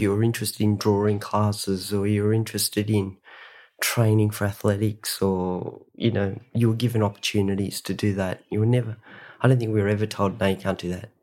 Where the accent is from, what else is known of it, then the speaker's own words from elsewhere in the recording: Sydney, New South Wales, Australia; also born or lived in Ulladulla; I grew up in Sydney, Australia.